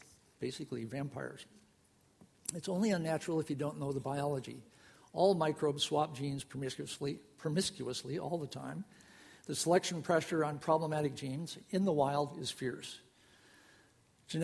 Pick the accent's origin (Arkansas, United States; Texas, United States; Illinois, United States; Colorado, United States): Illinois, United States; Rockford; I grew up in Rockford, Illinois